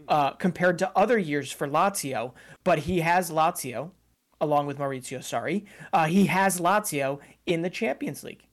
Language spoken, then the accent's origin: English; United States; as an American